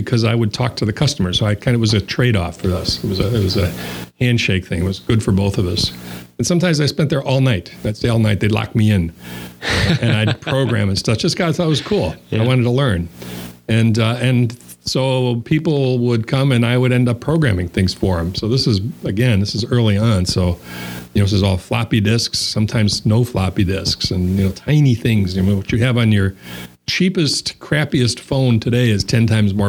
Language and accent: English; Chicago, Illinois, United States; moved away; also born or lived in Wisconsin; I was born and raised in Chicago, so that made me what they call around here a fib